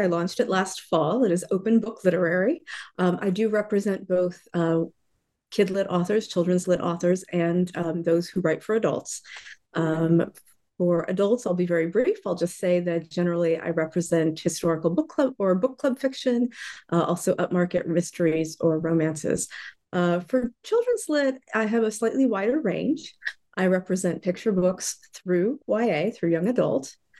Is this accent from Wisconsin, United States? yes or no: no; Florida, United States; I grew up mostly in Florida, in the U.S. I have lived widely, various places, mostly along the East Coast.